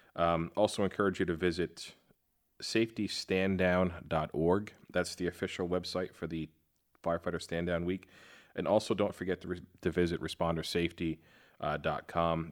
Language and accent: English; New York, United States; moved away as an adult; now in Fort Worth, United States; growing up in New York